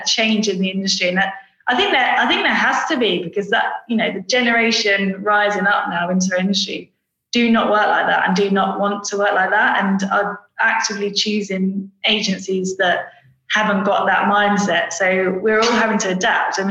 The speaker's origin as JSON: {"language": "English", "town": "Brentwood", "region": "East of England", "country": "United Kingdom", "tie": "born or raised there", "also_born_or_lived": "Preston", "said": "so I'm basically from Brentwood in Essex"}